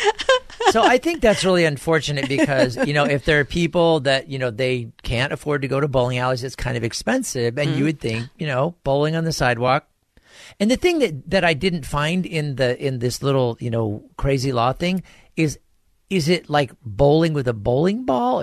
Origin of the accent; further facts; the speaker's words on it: Bonita, California, United States; I was born and raised in the lands of fruits and nuts.